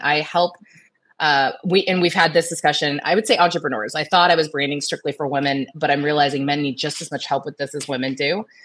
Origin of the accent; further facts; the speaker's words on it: Tampa, Florida, United States; Born and raised in Tampa, Florida. I am a local Floridian